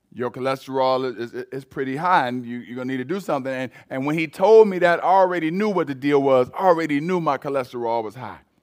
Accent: United States; Americans, we

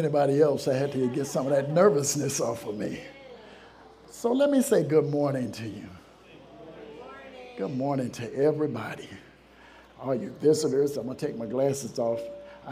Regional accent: a small country town in Alabama, United States; moved away; I grew up in a small country town in Alabama

